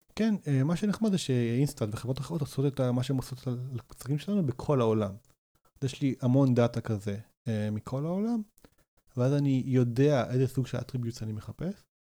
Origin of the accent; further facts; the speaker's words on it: Rosh HaAyin, Central District, Israel; גדלתי בראש העין